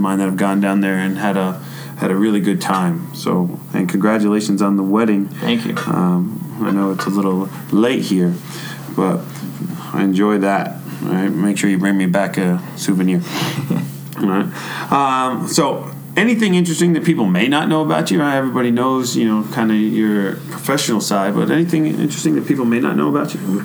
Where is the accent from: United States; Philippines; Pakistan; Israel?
United States; New York; also born or lived in North Carolina; now in Michigan, United States; I grew up in New York